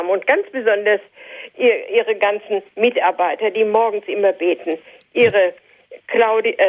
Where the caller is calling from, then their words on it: North Rhine-Westphalia, Germany; Ich komme hier oben aus dem Sauerland und möchte auch Ihnen herzlich danken für die schönen Sendungen.